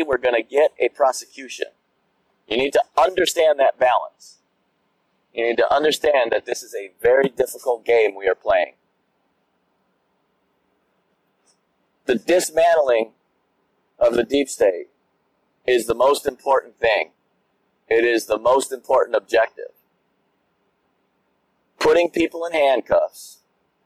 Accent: United States; as an American

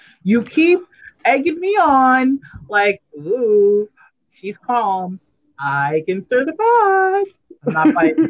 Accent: United States; because I'm still American

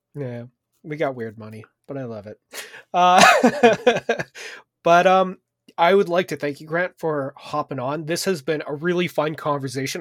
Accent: Canada; as a Canadian

